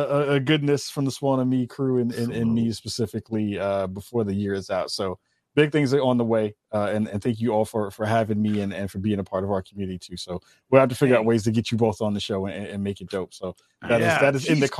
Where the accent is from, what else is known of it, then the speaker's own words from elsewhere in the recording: Bronx, New York, United States; Yeah, I'm from Northeast Bronx.